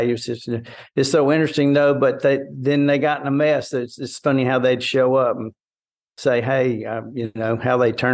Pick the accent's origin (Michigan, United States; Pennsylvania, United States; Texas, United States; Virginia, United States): Texas, United States; Port Arthur; I grew up in Southeast Texas, down Port Arthur Groves area